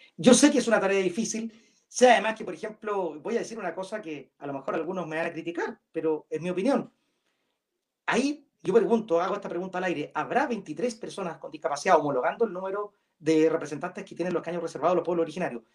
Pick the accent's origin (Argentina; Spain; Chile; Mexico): Chile; somos todos chilenos